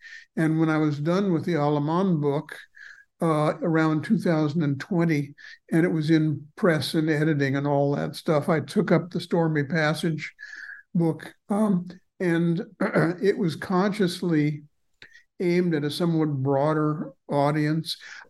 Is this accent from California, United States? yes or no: yes; Los Angeles, California, United States; I was born in Los Angeles, which even at the time in the 1950s when I was growing up was a heavily Mexicanized city and becoming more and more so.